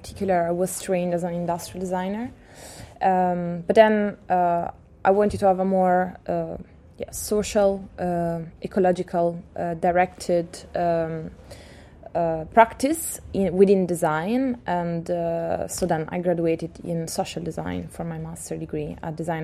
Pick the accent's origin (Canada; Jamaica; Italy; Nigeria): Italy; Pesaro, Marche; now in Amsterdam, Netherlands; Pesaro, my hometown